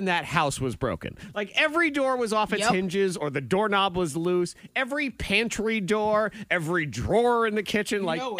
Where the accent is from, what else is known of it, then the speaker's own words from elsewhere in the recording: New England, United States; now in Southwest Virginia, United States; I grew up in New England.